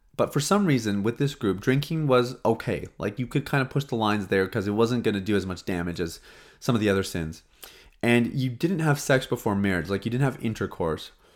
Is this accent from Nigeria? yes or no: no; Saskatchewan, Canada; now in Toronto, Canada; I grew up in Saskatchewan, and even when I lived there